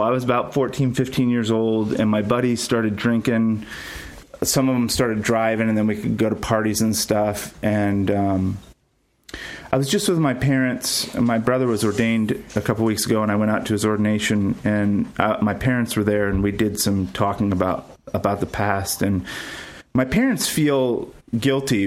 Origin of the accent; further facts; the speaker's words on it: Ventura, California, United States; also born or lived in Ohio / Texas; I grew up in Ventura, California, mostly